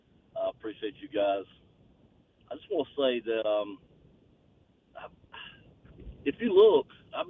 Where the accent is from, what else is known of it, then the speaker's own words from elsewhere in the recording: the South, United States; I'm from the South